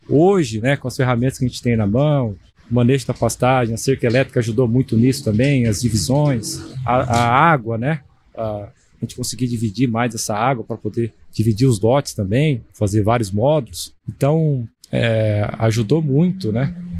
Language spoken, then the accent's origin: Portuguese; Campo Grande, Mato Grosso do Sul, Brazil; moved away as an adult; also born or lived in Botucatu / Tangará da Serra / Pereira Barreto; Eu sou nascido em Campo Grande